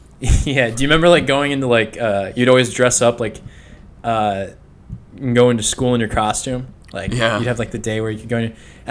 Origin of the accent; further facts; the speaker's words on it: Minnesota, United States; now in Florida, United States; since I moved away from Minnesota